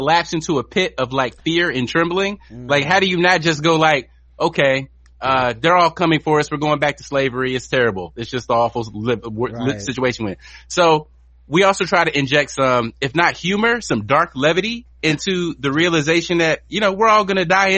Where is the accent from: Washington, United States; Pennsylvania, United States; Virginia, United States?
Virginia, United States; moved away as an adult; also born or lived in North Carolina; now in Los Angeles, United States; I'm from Virginia and North Carolina originally, and I've only lived in LA for like the last 20 years.